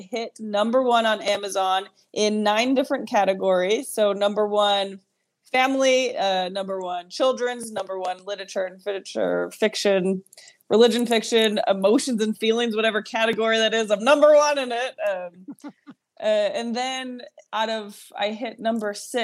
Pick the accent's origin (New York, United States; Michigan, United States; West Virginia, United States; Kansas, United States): New York, United States; Rochester; I'm from New York